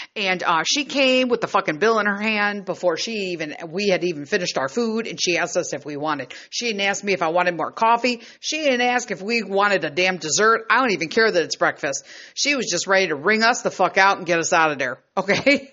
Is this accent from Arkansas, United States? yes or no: no; Chicago, Illinois, United States; born and raised in Chicago